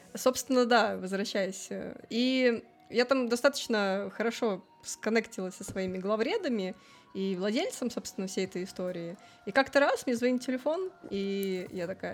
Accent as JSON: {"language": "Russian", "region": "Saint Petersburg", "country": "Russia", "also_born_or_lived": "Moscow", "moved": "as an adult", "said": "А я из Питера, я всегда в Питере жила"}